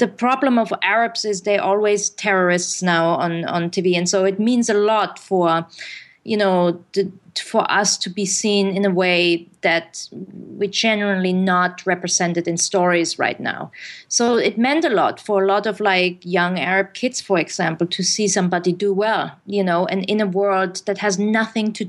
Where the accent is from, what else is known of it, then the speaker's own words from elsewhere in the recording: Germany; English is a second language; now in United States; I grew up in Germany